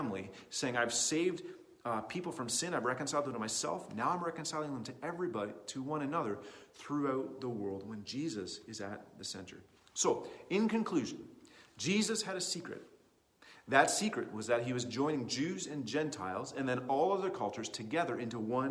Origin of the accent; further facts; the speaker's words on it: Canada; as a Canadian kid in the 21st century.